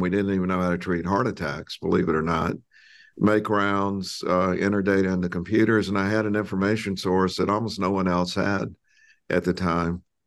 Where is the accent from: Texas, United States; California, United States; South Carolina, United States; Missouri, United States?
South Carolina, United States; I grew up in South Carolina